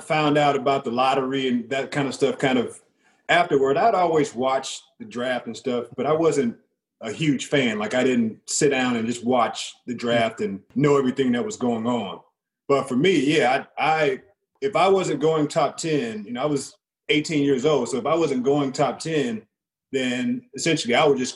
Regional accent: St. Louis, Missouri, United States; I'm from St. Louis

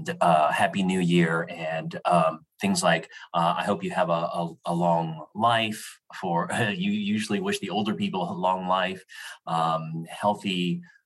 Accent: Los Angeles, California, United States; I was born in the Los Angeles area in the early 1970s

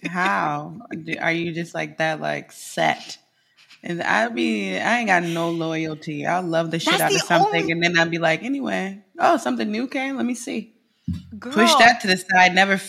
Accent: Midwest, United States; I'm from the Midwest.

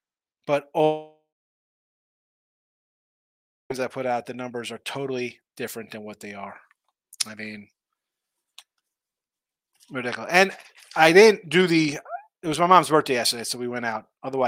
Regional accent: Atlanta, Georgia, United States; I'm from Atlanta.

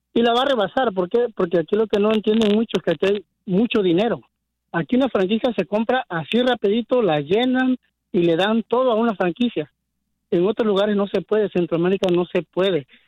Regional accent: Mexico; now in United States; yo soy mexicano yo soy este fanático de Necaxa. Yo en mi país nunca pude ir a ver un juego de Necaxa

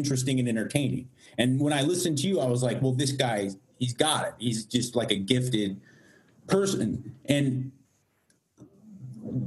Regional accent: Los Angeles, California, United States

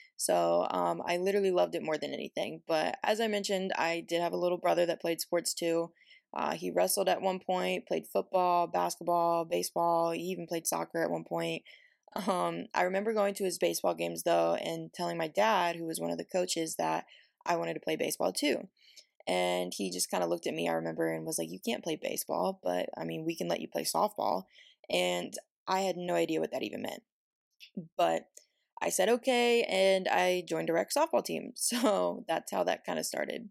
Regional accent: Virginia, United States; moved away as an adult; now in Oregon, United States; I'm originally from Virginia

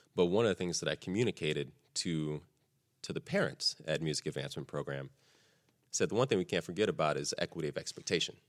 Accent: Texas, United States; I grew up in Texas

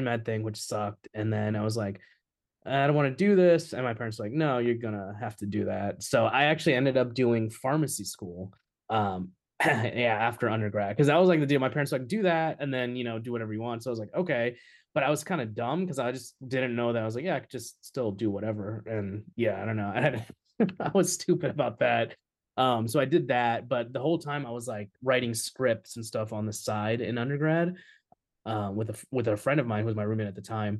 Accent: Texas, United States; also born or lived in India; moved to Texas because my parents thought that was the best place to move to when we moved out here

